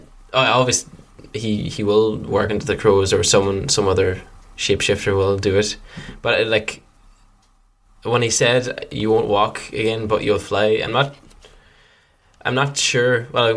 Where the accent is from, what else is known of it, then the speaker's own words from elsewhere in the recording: Donegal, Ulster, Ireland; Yeah, and … I'm from Donegal.